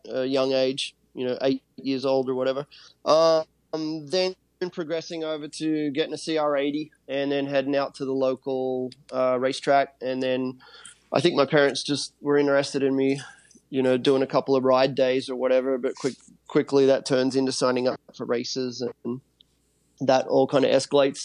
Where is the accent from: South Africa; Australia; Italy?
Australia; moved away; my hometown